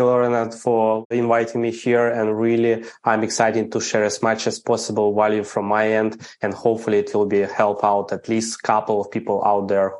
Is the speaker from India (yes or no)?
no; Ukraine; English is a second language; I'm Ukrainian. I grew up in Ukraine, never been abroad, didn't speak English, had no clue anything about what's happening in other countries. Grow up in the average family.